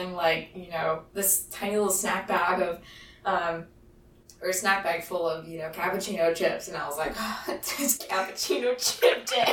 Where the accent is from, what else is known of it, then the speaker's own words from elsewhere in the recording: Greenville, North Carolina, United States; I'm originally from Greenville, North Carolina